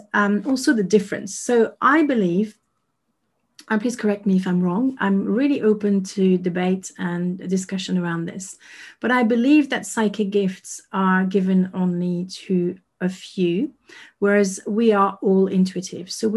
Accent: Paris, Île-de-France, France; moved away as an adult; now in United Kingdom; I was born and raised in Paris, lived there for 36 years, and I moved to the UK

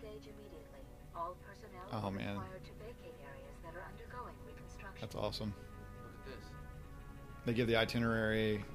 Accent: the South, United States; I grew up on eating Southern food. I'm from the South

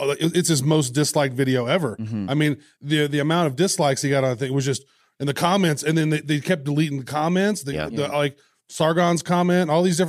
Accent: Midwest, United States; I'm from the Midwest.

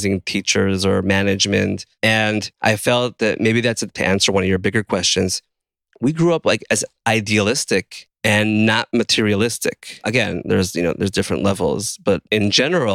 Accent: Israel; I grew up in a settlement

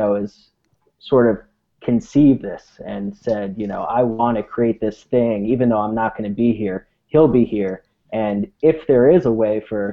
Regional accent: San Francisco, California, United States; I'm from San Francisco, project manager out in San Francisco

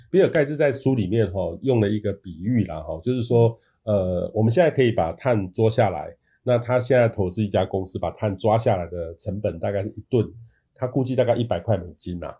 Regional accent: Taiwan; 我们台湾人

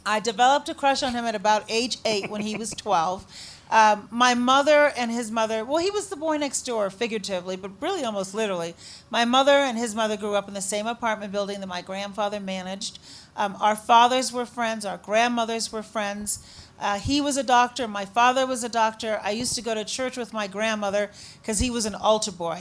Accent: Chicago, Illinois, United States; also born or lived in Shiraz, Iran; I said, Chicago. He said, did you grow up here? Yep, sure did

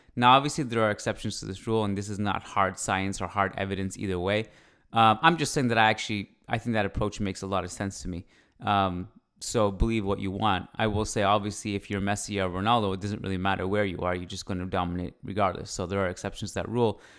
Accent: Canada; I'm Canadian. I uh, was born here and I freaking love it here.

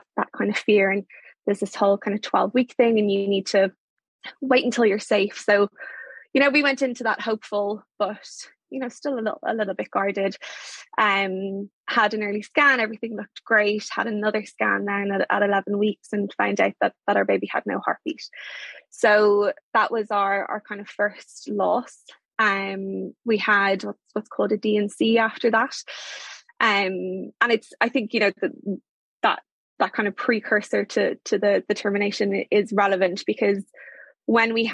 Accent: Ireland; moved away as an adult; also born or lived in London

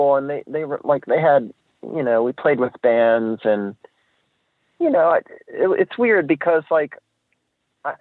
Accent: Annapolis, Maryland, United States; we grew up around Annapolis

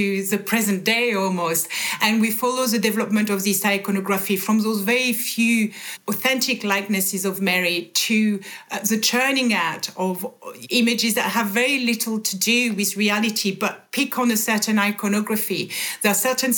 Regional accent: France; moved away; born and bred in France

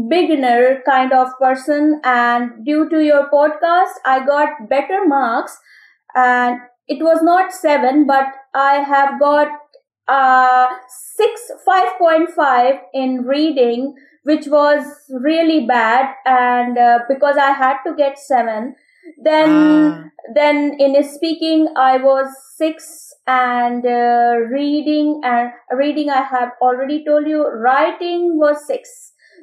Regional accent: Lucknow, Uttar Pradesh, India; I am from India, a place of Nawab called Lucknow

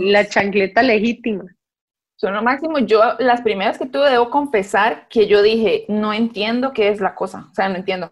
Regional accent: Guápiles, Limón, Costa Rica; now in San José, Costa Rica; somos de Guapiles

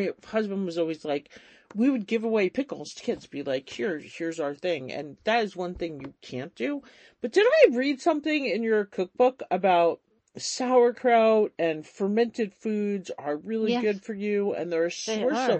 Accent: outside of New York, United States; moved away; I grew up outside of New York

